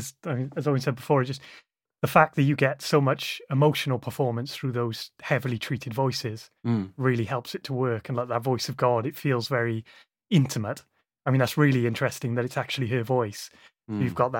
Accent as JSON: {"language": "English", "region": "South Wales", "country": "United Kingdom", "said": "even though I'm from South Wales"}